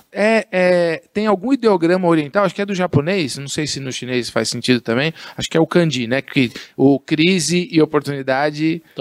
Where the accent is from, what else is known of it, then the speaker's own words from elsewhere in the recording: Guarulhos, São Paulo, Brazil; Um cara que, que veio de Guarulhos. Eu só não nasci em Guarulhos, né?